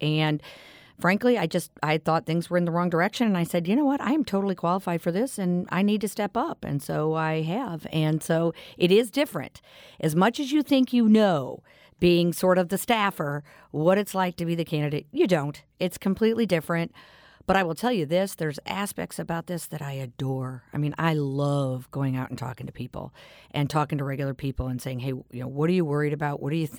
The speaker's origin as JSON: {"language": "English", "region": "Missouri", "country": "United States", "tie": "born or raised there", "said": "I was born and raised in St. Louis County my whole life. And my whole family's here. My parents were raised here."}